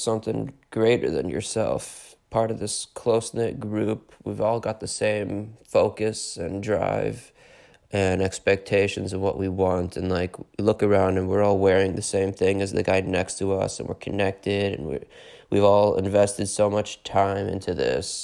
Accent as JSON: {"language": "English", "town": "Pittsburgh", "region": "Pennsylvania", "country": "United States", "also_born_or_lived": "Philadelphia", "moved": "yes", "said": "I'm from Pittsburgh."}